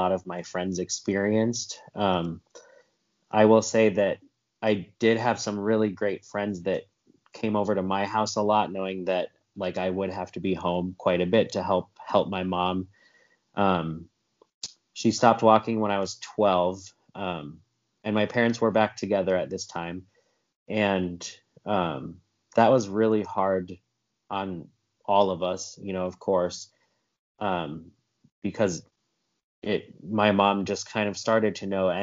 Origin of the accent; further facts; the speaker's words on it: South Dakota, United States; now in Georgia, United States; here in Georgia, where I live now. I grew up in South Dakota